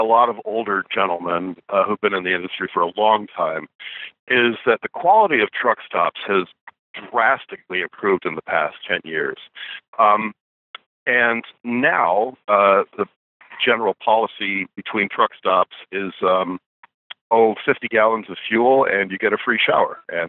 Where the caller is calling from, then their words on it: Aurora, Nebraska, United States; I am calling from the Love's truck stop in, I'm at mile 332 on I-80 in Nebraska. Let me open my trusty Rand McNally trucker atlas, and I can tell you that the town is Giltner, Nebraska. No, I'm sorry, I tell a lie. Aurora, Nebraska.